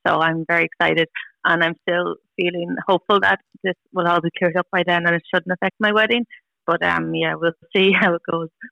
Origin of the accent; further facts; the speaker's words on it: Tullamore, Leinster, Ireland; I'm from Tullamore, so I always wanted to get married like in the church in Tullamore